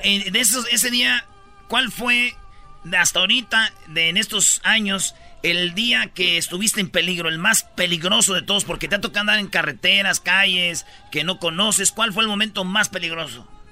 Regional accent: Monterrey, Nuevo León, Mexico; yo soy de Monterrey, pero en Monterrey no decimos plata

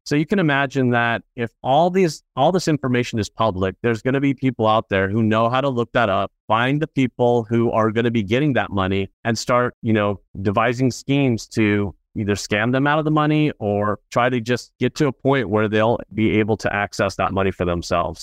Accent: Orange County, California, United States; also born or lived in Los Angeles, California; I grew up in Orange County, California

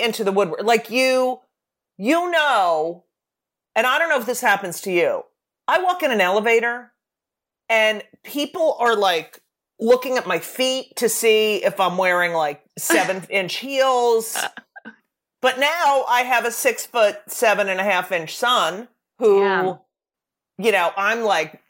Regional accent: New Jersey, United States; my hometown paper in New Jersey

